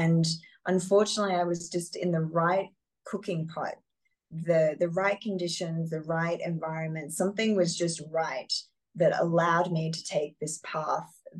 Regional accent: Australia; particularly as an Australian, I'm so far away from normally

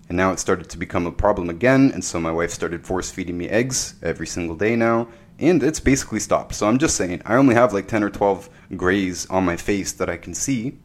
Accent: Canada; my wife lives in America, I'm Canadian

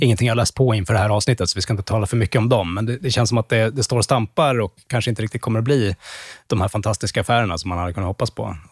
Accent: Sweden; som svensk

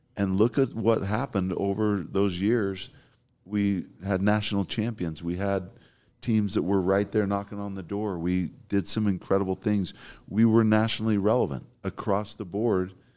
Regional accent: Provo, Utah, United States; I'm from Provo. I kinda know the lay of the land

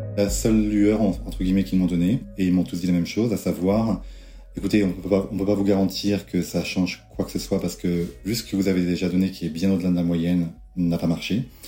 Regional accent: France; moved away as an adult; now in United States; je suis français, j'aime la France.

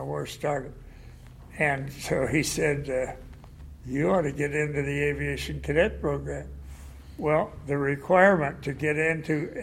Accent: St. Marys, Ohio, United States; I grew up in Ohio, and I graduated from high school and went. My home was in a little town named St. Mary's, 60 miles north of Dayton.

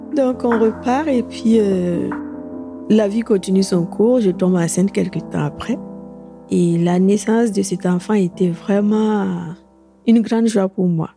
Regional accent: Burkina Faso; moved away as an adult; now in France; elle a reconnu mon accent aussi. Et quand je lui ai dit qu'on était du même pays

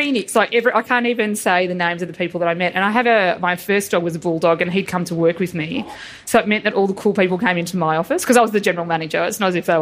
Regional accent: Geelong, Victoria, Australia; I'm from Geelong

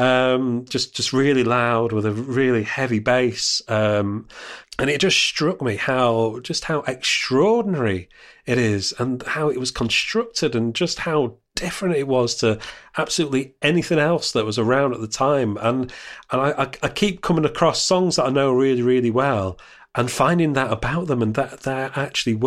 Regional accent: Sheffield, Yorkshire and the Humber, United Kingdom; Growing up in Sheffield in South Yorkshire

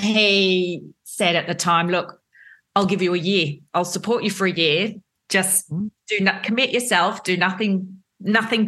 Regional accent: Melbourne, Victoria, Australia; I'm a Melbourne girl

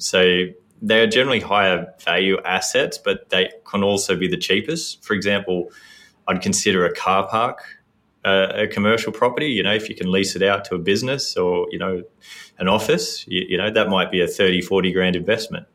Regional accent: Sydney, New South Wales, Australia; born and raised in Sydney

